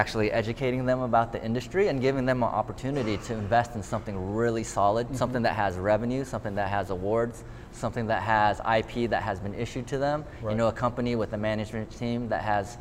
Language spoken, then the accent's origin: English; Bay Area, California, United States; growing up in the Bay Area